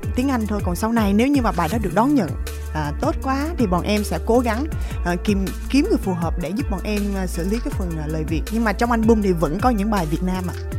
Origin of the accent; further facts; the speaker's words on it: Vietnam; sinh ra ở Việt Nam